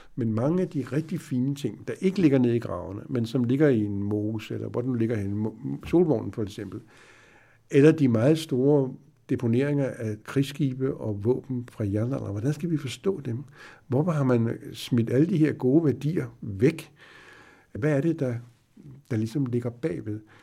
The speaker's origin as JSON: {"language": "Danish", "country": "Denmark", "said": "vi ved jo også som, som danskere"}